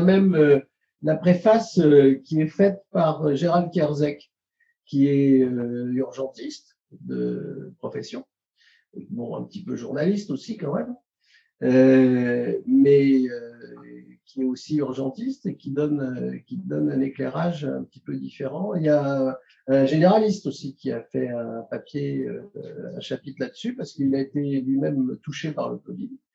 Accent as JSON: {"language": "French", "town": "Paris", "region": "Île-de-France", "country": "France", "moved": "as an adult", "lives_now": "Carcassonne, France", "said": "J'ai fait mes études, euh, toutes mes études, y compris radiologie à Paris"}